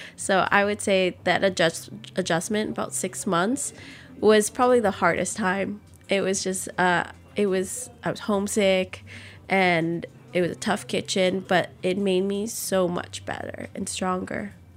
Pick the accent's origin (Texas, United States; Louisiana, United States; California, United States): Louisiana, United States; New Orleans; born or raised there